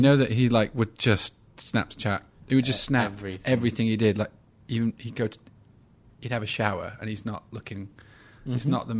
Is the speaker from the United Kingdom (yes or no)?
yes; England, United Kingdom; I mean, we're both white males. We're both English.